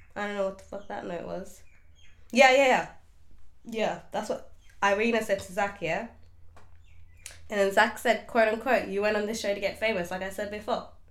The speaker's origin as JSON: {"language": "English", "town": "Melbourne", "region": "Victoria", "country": "Australia", "said": "I'm from Melbourne, Australia"}